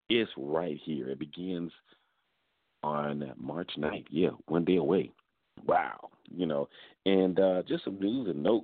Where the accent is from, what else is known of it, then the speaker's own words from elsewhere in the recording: Atlanta, Georgia, United States; coming to you from my hometown, the capital of Georgia, of Atlanta